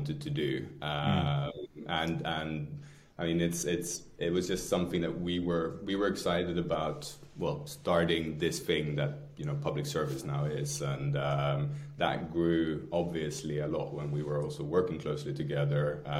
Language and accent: English; Skåne, Sweden; also born or lived in London; now in Stockholm, Sweden; Skåne is the southernmost tip of Sweden, very close to Copenhagen. That's where we're from.